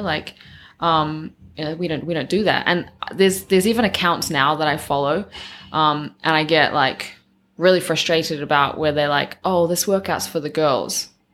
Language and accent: English; New Zealand; growing up in New Zealand, you're always around farms